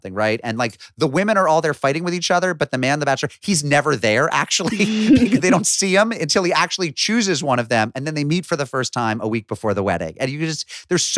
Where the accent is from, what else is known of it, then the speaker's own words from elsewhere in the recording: Springfield, Massachusetts, United States; moved away; I'm from Springfield